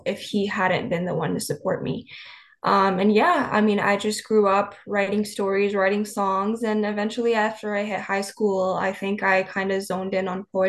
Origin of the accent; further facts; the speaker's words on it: British Columbia, Canada; moved away as an adult; now in Bay Area, United States; I was born and raised in British Columbia, Canada.